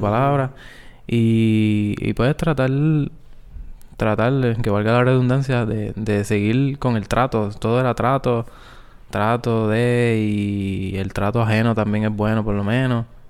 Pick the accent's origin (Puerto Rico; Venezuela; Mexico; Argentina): Puerto Rico; Guayanilla; antes de salir de mi pueblo Guayanilla para Mayagüez